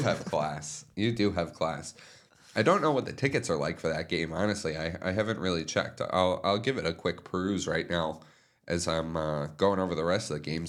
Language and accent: English; South Florida, United States; growing up in South Florida